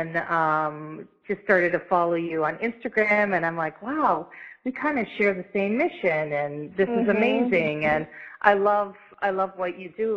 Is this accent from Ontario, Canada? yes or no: yes; London, Ontario, Canada; moved away as an adult; also born or lived in Ottawa / Halifax / Chicago; I was kind of born and raised in London